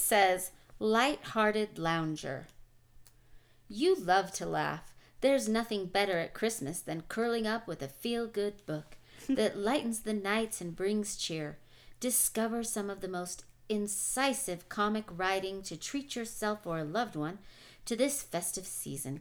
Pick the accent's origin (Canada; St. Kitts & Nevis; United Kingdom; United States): United States; I am an American